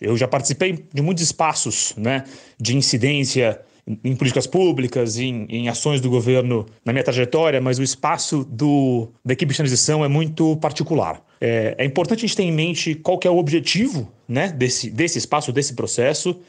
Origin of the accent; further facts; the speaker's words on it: São Paulo, Brazil; eu sou de São Paulo